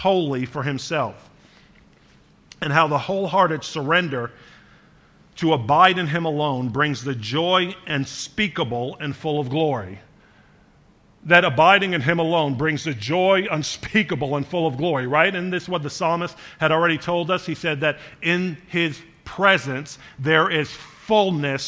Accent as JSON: {"language": "English", "town": "Charleston", "region": "South Carolina", "country": "United States", "tie": "born or raised there", "said": "I lived in front of a creek growing up in Charleston for part of my life, in Charleston, South Carolina"}